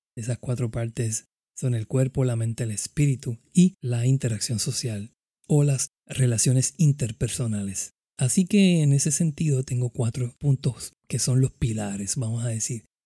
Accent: Caguas, Puerto Rico; nacido y criado en Caguas, Puerto Rico

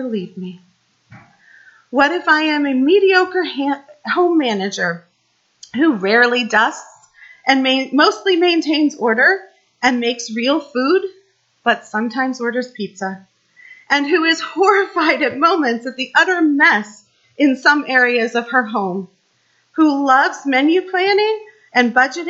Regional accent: Kansas City, Midwest, United States; I grew up in the Midwest, just outside of Kansas City, in an area much like Leesburg.

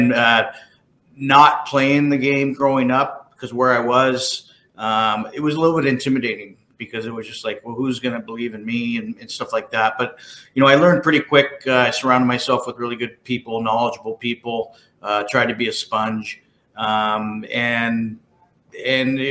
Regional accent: San Jose, California, United States; moved away; also born or lived in Portland, Oregon; I was born and raised in San Jose, California

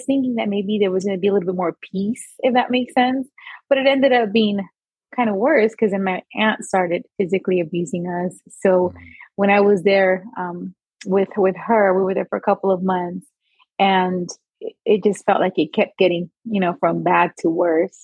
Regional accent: Whittier, California, United States; also born or lived in Coatzacoalcos, Veracruz, Mexico / East Los Angeles, California; at the age of 6 years old, I moved to the United States. You know, my parents moved first, and then they left us there for a couple months, and then they brought us here. And we lived in East Los Angeles for about 4 years, and then moved to Whittier and have been there ever since

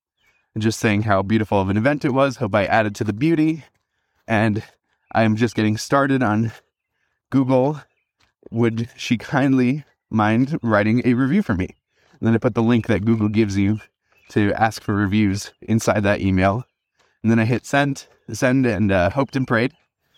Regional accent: Wisconsin, United States; However, I did leverage the fact that I came from Wisconsin, and in Wisconsin, here are all the reviews that I personally got for my services.

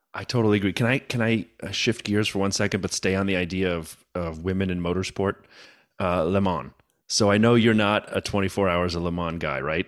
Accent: United States; I'm American

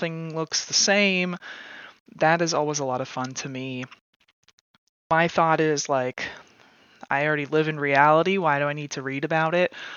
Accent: Indianapolis, Indiana, United States; moved away as an adult; also born or lived in Bath, England; now in Central Ohio, United States; my hometown of Indianapolis, Indiana

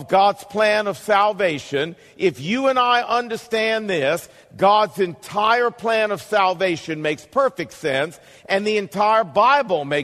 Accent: United States; you and I as Americans

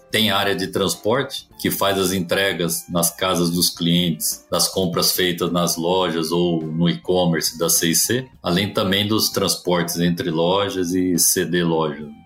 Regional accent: Presidente Prudente, São Paulo, Brazil; born there; Eu que nasci em Presidente Prudente, calor de 40 graus, estando exposto a menos 25, foi um negócio realmente diferente para mim.

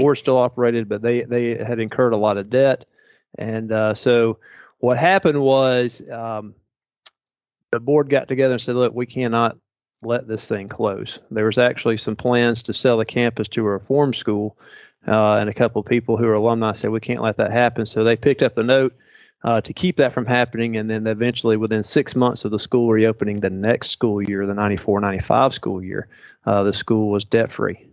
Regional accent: Chattanooga, Tennessee, United States; moved away as an adult; now in Valdosta, United States; I'm from Chattanooga

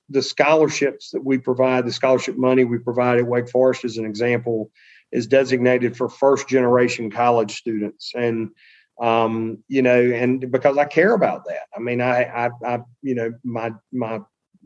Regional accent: Murfreesboro, North Carolina, United States; I grew up pretty modestly in Eastern North Carolina

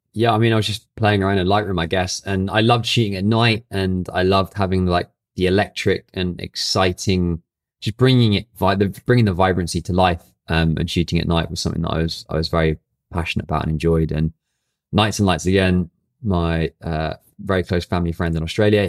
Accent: Brighton, South East England, United Kingdom; now in London, United Kingdom; Brighton and which is my hometown

